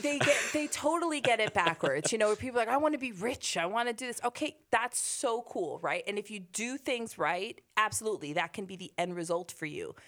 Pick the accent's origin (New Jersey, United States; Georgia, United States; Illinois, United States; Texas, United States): New Jersey, United States; Hoboken; we grew up in Hoboken